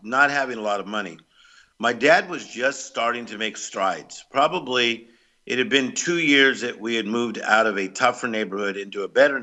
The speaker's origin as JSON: {"language": "English", "town": "Compton", "region": "California", "country": "United States", "tie": "born or raised there", "said": "I was raised in Compton, California, which is in the Los Angeles area"}